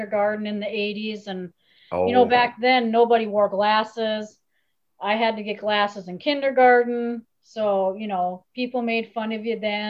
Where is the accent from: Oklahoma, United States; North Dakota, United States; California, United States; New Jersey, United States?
North Dakota, United States; Eccleston; my great grandparents homesteaded the farm and just have always stayed here. I'm a homebody. Eccleston, North Dakota is my hometown